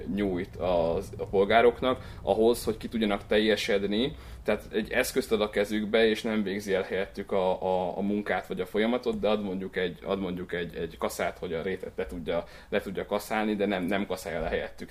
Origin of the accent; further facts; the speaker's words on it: Csepreg, Vas, Hungary; moved away as an adult; now in Budapest, Hungary; Én Vas megyéből származok, a Vas megyei Csepregről